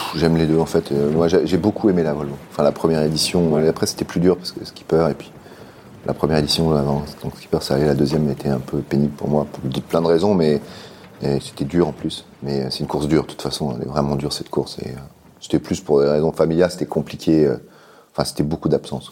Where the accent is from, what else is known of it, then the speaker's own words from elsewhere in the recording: Finistère, Brittany, France; also born or lived in Paris; je suis né à Paris, mais j'ai habité ah. euh, dans le Finistère tout le temps